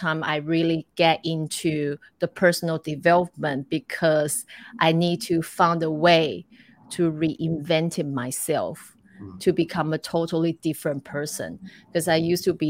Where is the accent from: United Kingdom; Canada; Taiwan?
Taiwan; moved away as an adult; also born or lived in Cleveland, United States / Hawaii, United States / Macau / Dubai; I grew up in Taiwan, but then I studied in America